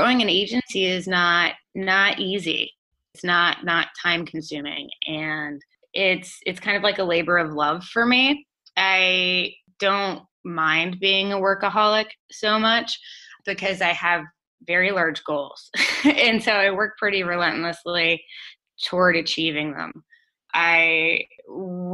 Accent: United States

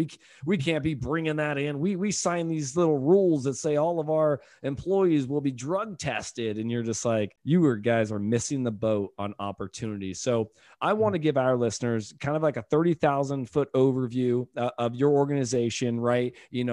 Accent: California, United States; also born or lived in Exeter, United States; now in Tampa, United States; I'm right here in Tampa, Florida, but I'm born and raised in California. I lived in Exeter for almost 14 years.

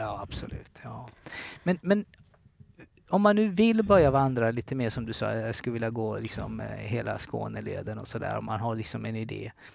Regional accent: Kalmar, Kalmar County, Sweden; moved away; Jag är från Kalmar och jag var bara en ung tonårsgrabb

